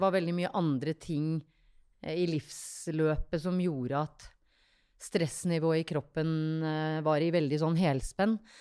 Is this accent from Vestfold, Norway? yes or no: yes; a tiny island outside Tønsberg, Vestfold, Norway; Jeg er fra en bitte liten øy eh, utafor Tønsberg